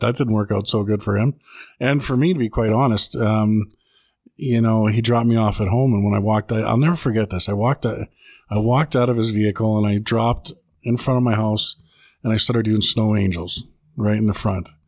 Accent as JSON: {"language": "English", "town": "Edmonton", "region": "Alberta", "country": "Canada", "tie": "born or raised there", "said": "born and raised in Edmonton, Alberta"}